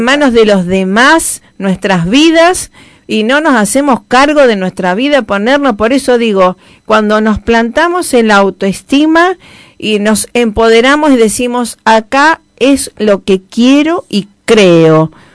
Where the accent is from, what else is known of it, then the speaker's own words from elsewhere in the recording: Rosario, Santa Fe, Argentina; embajadora de paz en mi tierra natal